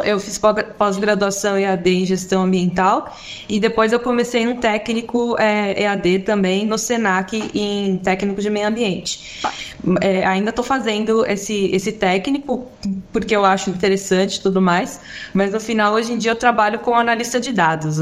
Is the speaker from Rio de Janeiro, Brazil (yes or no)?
no; São Paulo, Brazil; now in Florianópolis, Brazil; hoje em dia eu moro em Florianópolis, apesar de que eu sou de São Paulo